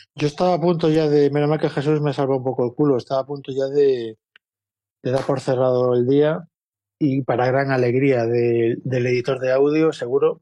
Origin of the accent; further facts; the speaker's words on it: Vigo, Galicia, Spain; now in Madrid, Spain; yo vivo en Madrid hace mucho. Soy de Vigo, pero llevo aquí 30 años